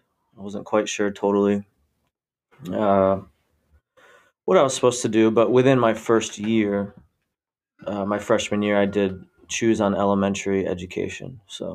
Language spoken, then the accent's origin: English; Warren Center, Pennsylvania, United States; moved back to my hometown, bought a house a few years later.